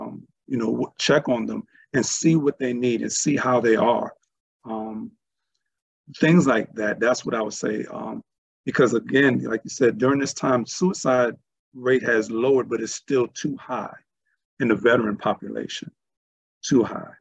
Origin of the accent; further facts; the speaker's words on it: New York City, New York, United States; growing up in Brooklyn, New York, East Flatbush in the 70s